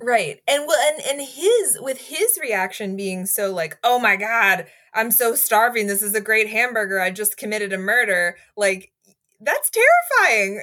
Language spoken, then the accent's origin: English; Greenville, South Carolina, United States; Greenville, South Carolina